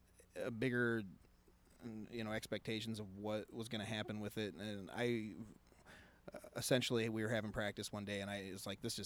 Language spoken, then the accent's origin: English; Angola, Indiana, United States; born or raised there